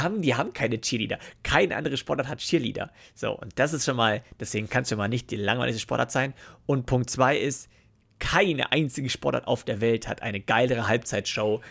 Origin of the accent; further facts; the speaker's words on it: Germany; Bei uns in Deutschland